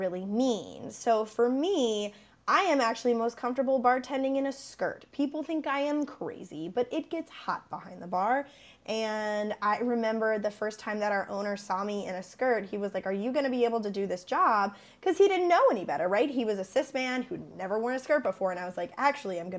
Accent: Tennessee, United States; I'm originally from Tennessee

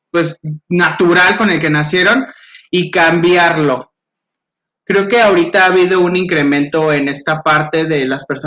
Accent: Mexico; son de todos porque nacemos en el territorio mexicano y creo que a eso te, referías como personas mexicanas.

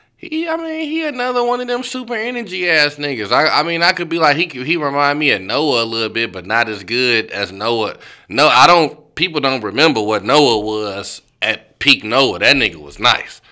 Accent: St. Louis, Missouri, United States; I'm from St. Louis

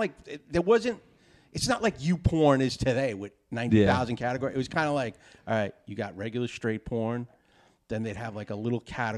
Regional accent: New York City, New York, United States; me and Ryhaad grew up in the city. Yeah. Okay. He grew up in Brooklyn. I grew up in Queens.

